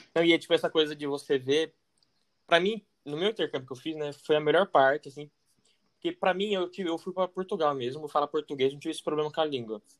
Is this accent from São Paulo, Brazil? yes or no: yes; Itatiba, São Paulo, Brazil; moved away; also born or lived in France; a gente é de Tatiba ainda, que é bem tranquilo